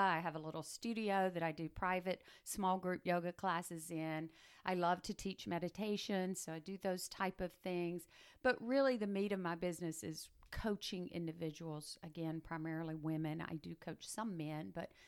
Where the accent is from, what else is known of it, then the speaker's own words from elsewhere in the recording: Macon, Georgia, United States; moved away as an adult; also born or lived in Albany, Georgia / Jacksonville, Florida; now in Volusia County, United States; I was born and raised in Macon